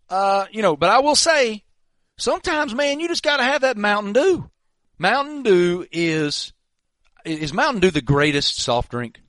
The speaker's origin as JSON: {"language": "English", "town": "Pearisburg", "region": "Virginia", "country": "United States", "tie": "born or raised there", "said": "When I was a little boy, we didn't have a bunch of stores near me where I grew up in Parrisburg, Virginia."}